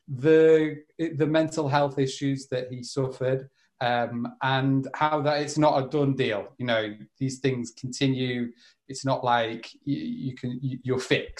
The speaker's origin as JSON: {"language": "English", "town": "Liverpool", "region": "North West England", "country": "United Kingdom", "tie": "born or raised there", "also_born_or_lived": "Madrid, Spain", "moved": "as an adult", "said": "I'm back in the northwest of England for the foreseeable. So yeah, that's where I grew up in Liverpool"}